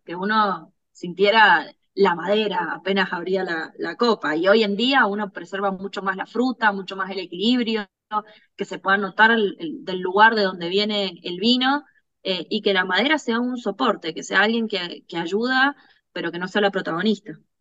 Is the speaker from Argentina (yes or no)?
yes; Luján de Cuyo, Mendoza, Argentina; also born or lived in Córdoba, Argentina; cuando era muy chica nos vinimos a vivir a Mendoza. Eh, y bueno, acá prácticamente crecí, así que eh, soy más mendocina que cordobesa